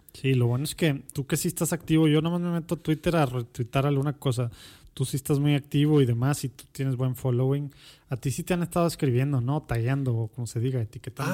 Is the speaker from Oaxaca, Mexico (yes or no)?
no; Monterrey, Nuevo León, Mexico; also born or lived in Mexico City; Soy Regio, Regio, Regio. de la Conchita. Era el, único hospital